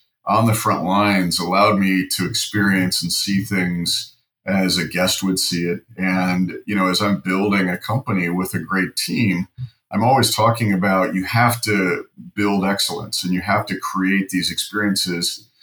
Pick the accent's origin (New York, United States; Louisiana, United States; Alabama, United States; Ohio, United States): Ohio, United States; moved away; I was from Ohio